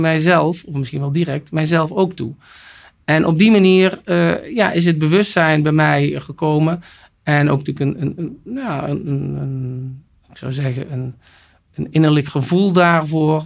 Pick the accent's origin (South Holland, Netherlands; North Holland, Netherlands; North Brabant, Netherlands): North Brabant, Netherlands; also born or lived in Almelo / United States / France; Ik ben geboren in Almelo en opgegroeid in Brabant